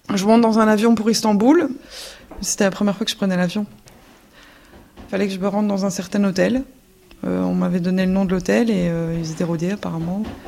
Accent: Belgium; j'ai 29 ans, je suis belge

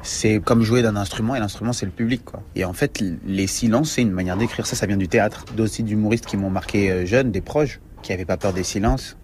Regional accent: France; nous, en tant que Français

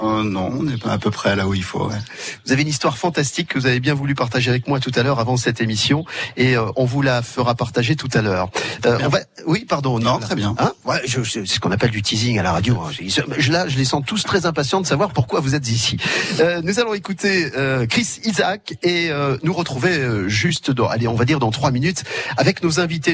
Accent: Paris, Île-de-France, France; moved away as an adult; je suis né à Paris. Je suis un pur produit parisien

